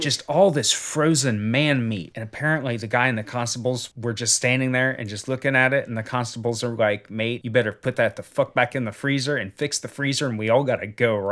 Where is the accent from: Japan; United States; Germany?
United States; as an American